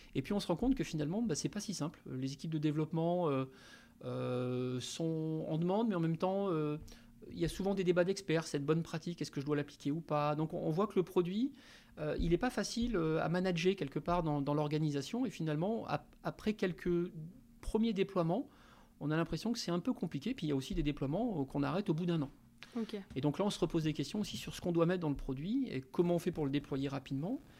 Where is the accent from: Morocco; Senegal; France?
France; Ch'ti, Hauts-de-France; moved away as an adult; also born or lived in Paris; now in Nantes, France; je suis d'origine ch'ti, donc j'ai commencé, on va dire, ma vie dans le, nord de la France